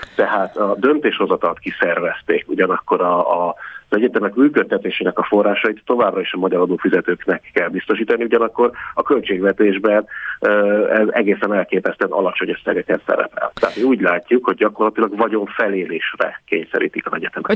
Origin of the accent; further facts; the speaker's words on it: Pécs, Baranya, Hungary; én magam Pécsi vagyok